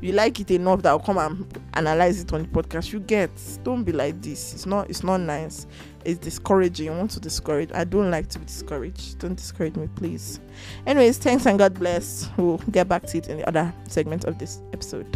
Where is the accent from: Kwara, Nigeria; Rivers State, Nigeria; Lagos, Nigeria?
Rivers State, Nigeria; I'm from River State